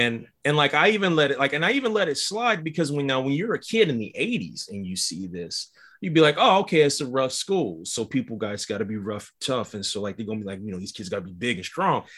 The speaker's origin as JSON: {"language": "English", "region": "Midwest", "country": "United States", "tie": "born or raised there", "said": "When I grew up in the Midwest, we had them too."}